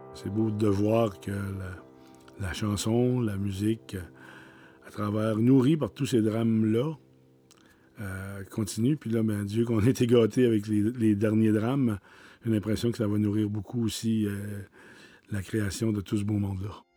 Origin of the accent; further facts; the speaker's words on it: Petite-Vallée, Quebec, Canada; Je suis né à la Longue Pointe, à Petite-Vallée, issu d'une famille de musiciens du côté de ma mère